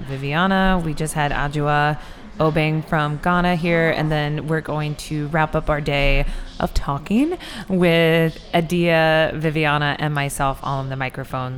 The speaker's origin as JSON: {"language": "English", "region": "Iowa", "country": "United States", "tie": "born or raised there", "also_born_or_lived": "Oklahoma", "said": "I born in Oklahoma, moved up to Iowa, but my dad stayed in Oklahoma"}